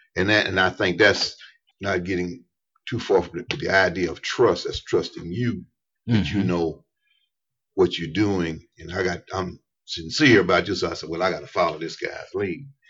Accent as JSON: {"language": "English", "region": "East Tennessee", "country": "United States", "tie": "born or raised there", "said": "I was raised in East Tennessee"}